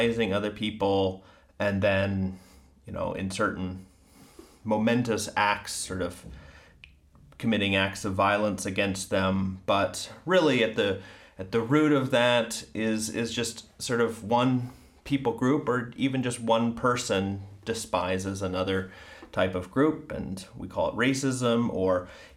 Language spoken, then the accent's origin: English; Ohio, United States; I'm from Ohio